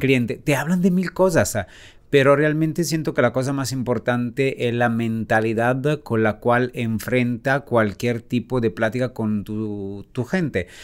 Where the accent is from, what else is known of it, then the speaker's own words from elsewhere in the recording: Italy; moved away as an adult; also born or lived in Cannes, France; now in Mexico; salí de Italia